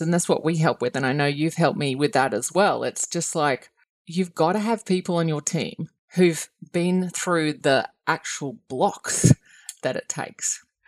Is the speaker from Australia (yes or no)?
yes; Australia; as an Australian